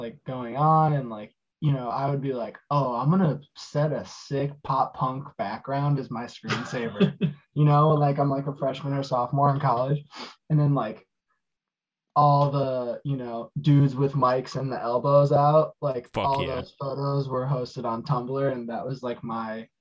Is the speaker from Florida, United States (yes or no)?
no; Palm Springs, California, United States; moved away as an adult; also born or lived in Chicago western suburbs, Illinois; now in Chicago, United States; I was born in the west suburbs of Chicago, but I moved to California at a very young age and moved here after college